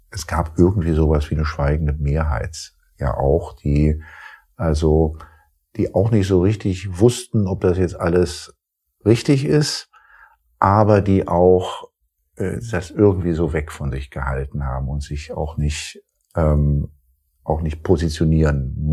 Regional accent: Rhineland, Germany; als Rheinländer, der ich ja ursprünglich bin, jetzt nicht zur Schwarzseherei neige

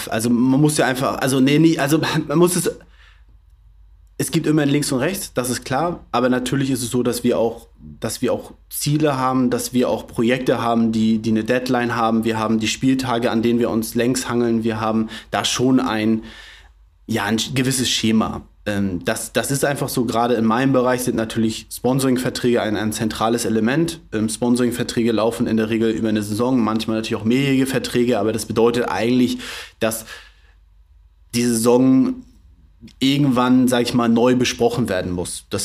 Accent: Flensburg, Schleswig-Holstein, Germany; also ich bin gebürtiger Flensburger, bin hier aufgewachsen, bin hier auch zur Schule gegangen, habe hier mein Abitur gemacht, habe dann in Dänemark studiert

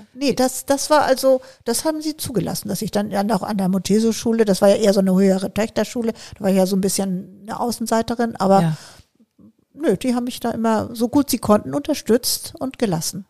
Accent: Bergenhusen, Schleswig-Holstein, Germany; also born or lived in Kiel; Ich bin in ja. Schleswig-Holstein auf dem Land groß geworden

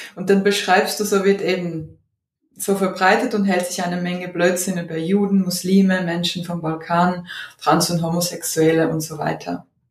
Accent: Odesa, Odesa Oblast, Ukraine; Ich bin ja in Odessa geboren

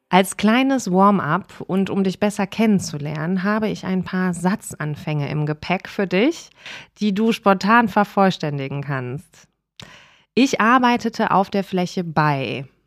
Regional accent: Cologne, North Rhine-Westphalia, Germany; Ich komme aus Nippes

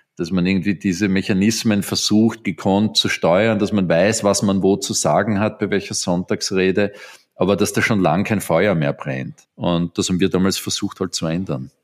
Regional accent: Vienna, Austria; Ich bin in Wien in Österreich aufgewachsen. Ich glaube, ein ziemlich typisches Exemplar eines Wieners.

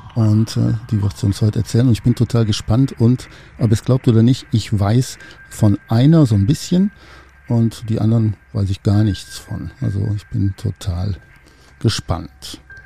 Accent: Cologne, North Rhine-Westphalia, Germany; ich komme aus Köln, ich bin in Köln geboren

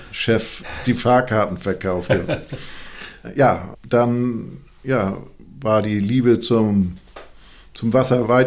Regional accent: Kiel, Schleswig-Holstein, Germany; Ich bin geborener Kieler

